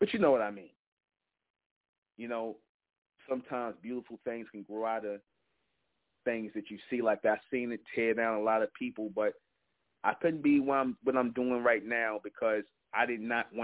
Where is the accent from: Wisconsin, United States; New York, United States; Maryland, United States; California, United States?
New York, United States; New York City; I grew up in Belly of the Beast, Brooklyn, New York, Brownsville Projects